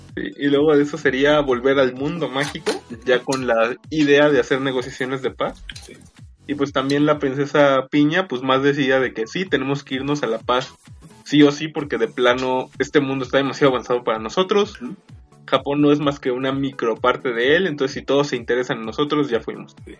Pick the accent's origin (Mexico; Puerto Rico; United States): Mexico; todos los integrantes de este podcast, salvo Shaka, somos mexicanos